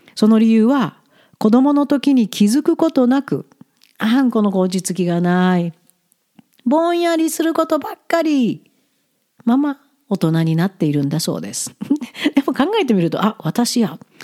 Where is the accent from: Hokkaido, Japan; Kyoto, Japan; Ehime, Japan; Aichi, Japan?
Ehime, Japan; moved away as an adult; also born or lived in Tokyo, Japan; now in Alberta, Canada; カナダに移住する前ふるさとの愛媛にあった家を売って